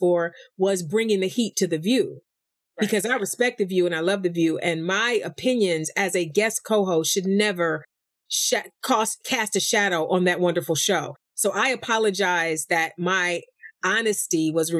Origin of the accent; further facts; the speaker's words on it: East Cleveland, Ohio, United States; from East Cleveland